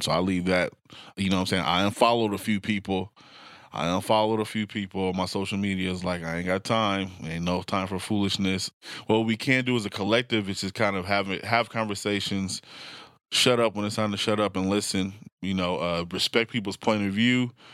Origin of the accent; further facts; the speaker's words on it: Portland, Oregon, United States; I grew up in North and Northeast Portland